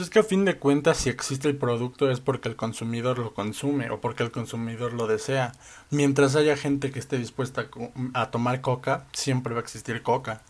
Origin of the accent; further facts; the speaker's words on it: Mexico; como mexicanos